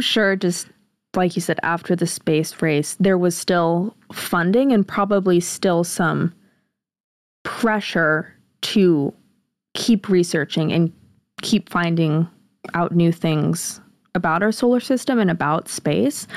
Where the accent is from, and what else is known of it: United States